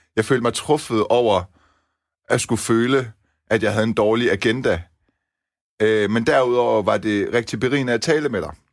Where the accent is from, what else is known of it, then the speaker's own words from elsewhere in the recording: Denmark; mine forældre er etniske iranere, ja, ja, ja jeg er dansker med anden etnisk baggrund